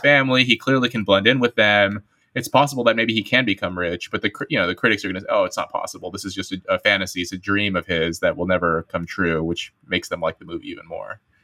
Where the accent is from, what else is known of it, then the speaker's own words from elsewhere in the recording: United States; as an American